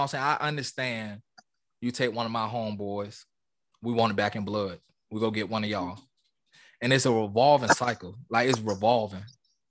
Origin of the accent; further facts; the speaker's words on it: Charlestown, Massachusetts, United States; You know, I'm from Charlestown, and my neighborhood did little things. They had little summer camps. They had little events in our neighborhood.